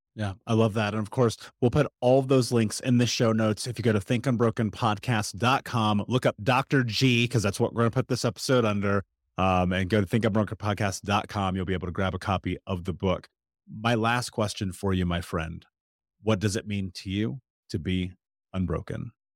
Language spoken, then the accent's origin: English; United States; I'm speaking as an American